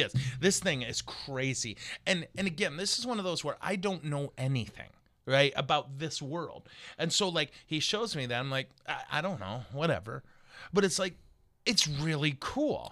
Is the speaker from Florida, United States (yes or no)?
no; Montrose, Michigan, United States; I'm from Montrose